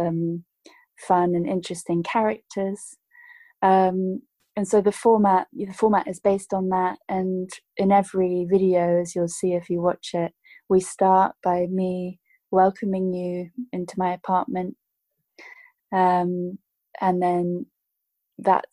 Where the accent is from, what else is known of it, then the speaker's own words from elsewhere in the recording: United Kingdom; I grew up in the United Kingdom